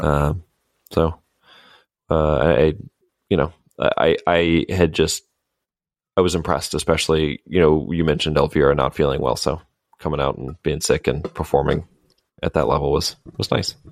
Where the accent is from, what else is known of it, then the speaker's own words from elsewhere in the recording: United States; dumb Americans over here